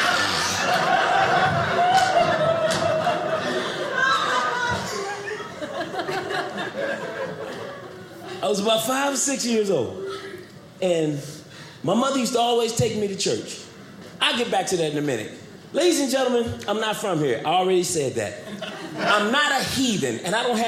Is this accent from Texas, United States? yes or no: no; St. Louis, Missouri, United States; moved away as an adult; I'm from St. Louis